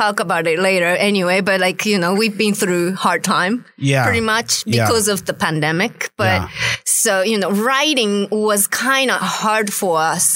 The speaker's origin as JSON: {"language": "English", "country": "Japan", "second_language": "English", "moved": "yes", "lives_now": "Memphis, United States", "said": "we are from Japan"}